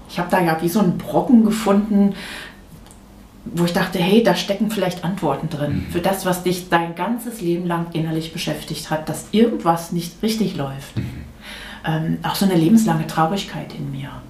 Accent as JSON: {"language": "German", "region": "North Rhine-Westphalia", "country": "Germany", "tie": "born or raised there", "moved": "yes", "lives_now": "Rochlitz, Germany", "said": "Ich bin in Nordrhein-Westfalen groß geworden."}